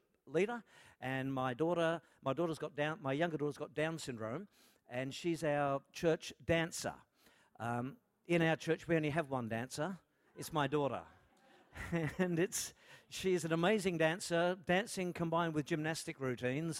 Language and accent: English; Melbourne, Victoria, Australia; I am from Melbourne